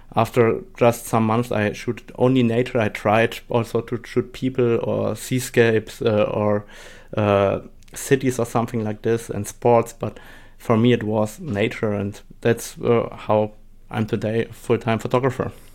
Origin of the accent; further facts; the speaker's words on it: Germany; English is a second language; also born or lived in Saarbrücken, Germany / Poland (parents); I'm from Germany, and, uh, my parents come from Poland, so I speak today Polish and German and a little bit of English